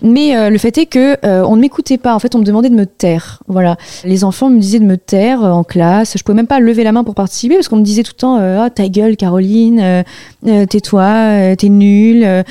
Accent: Tours, Centre-Val de Loire, France; moved away as an adult; now in Paris, France; j'ai grandi à Tours. Je suis Tourangelle

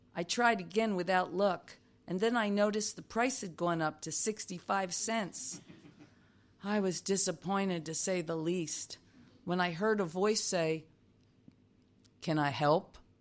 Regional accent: New Jersey, United States; moved away as an adult; also born or lived in New York; I was raised in South Jersey next to a pig farm.

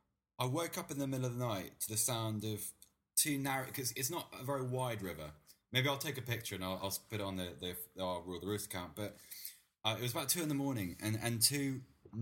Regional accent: Bath, South West England, United Kingdom; moved away as an adult; also born or lived in London; I was born in Bath.

